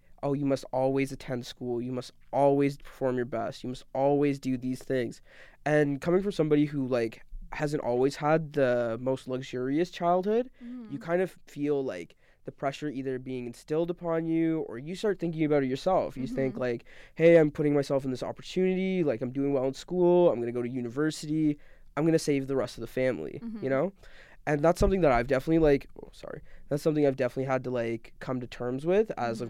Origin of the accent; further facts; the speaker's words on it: Canada; born there; also born or lived in Deep South / New York / London / Oklahoma; So I'm a Pakistani-Canadian. I was born in Canada. I've moved a ton of places.